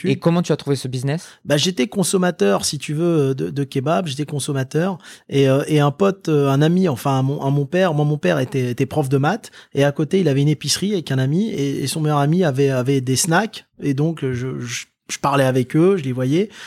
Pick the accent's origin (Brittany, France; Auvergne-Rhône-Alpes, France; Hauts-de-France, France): Hauts-de-France, France; Lille; born there; also born or lived in Indonesia / Maghreb / Le Mans / Tours; moi je suis né à Lille, si tu veux. ensuite, j'ai été vivre avec mes parents en Indonésie. J'ai vécu trois ans en Indonésie. Ensuite, j'ai vécu au Maghreb et ensuite je suis revenu donc dans la ville du Mans.